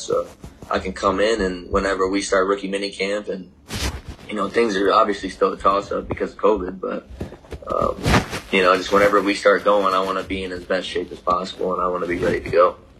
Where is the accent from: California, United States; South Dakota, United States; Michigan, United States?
Michigan, United States; moved away; born and raised in Michigan